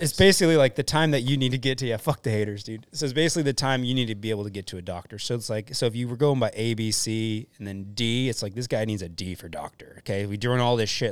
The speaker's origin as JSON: {"language": "English", "town": "Deerfield Beach", "region": "Florida", "country": "United States", "tie": "born or raised there", "moved": "as an adult", "lives_now": "West Coast, United States", "said": "I grew up in Florida"}